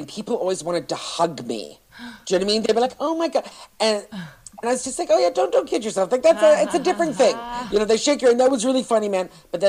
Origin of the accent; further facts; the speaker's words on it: Toronto, Ontario, Canada; when I grew up in Toronto in comedy, where I started comedy, you know, I grew up with a gang of guys